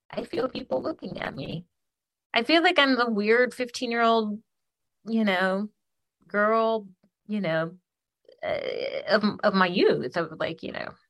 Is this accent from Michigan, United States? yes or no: yes; Ypsilanti, Michigan, United States; granted where i'm from Ypsi and arbor like people are like salt